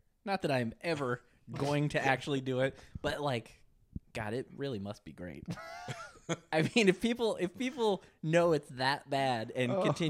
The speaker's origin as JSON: {"language": "English", "region": "Michigan", "country": "United States", "tie": "born or raised there", "said": "So me and Clint, both growing up in Michigan, right."}